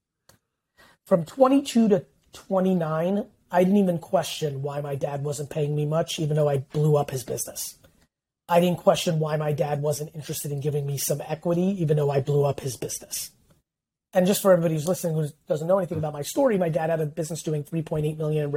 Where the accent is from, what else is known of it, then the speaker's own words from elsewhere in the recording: United States; also born or lived in Soviet Union; in 1978, we won a lotto that a couple hundred thousand people won and were able to leave the Soviet Union. And I grew up in America